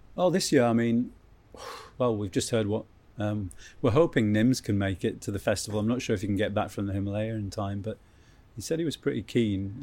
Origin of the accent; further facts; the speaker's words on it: Keswick, North West England, United Kingdom; I grew up in Keswick